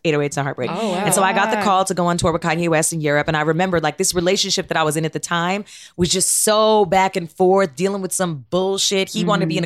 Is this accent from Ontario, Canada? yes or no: yes; Toronto, Ontario, Canada; moved away; I grew up in Toronto